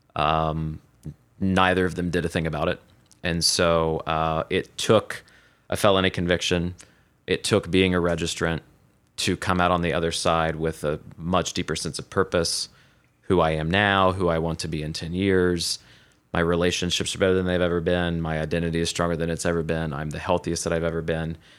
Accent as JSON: {"language": "English", "region": "Southeast Ohio", "country": "United States", "tie": "born or raised there", "moved": "as an adult", "lives_now": "Columbus, United States", "said": "I was born and raised, uh, in Southeast Ohio on a three hundred acre cattle farm"}